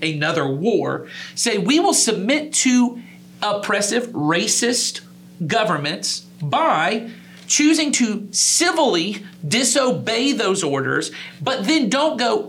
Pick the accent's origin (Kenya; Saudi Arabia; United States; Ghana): United States; as American Christians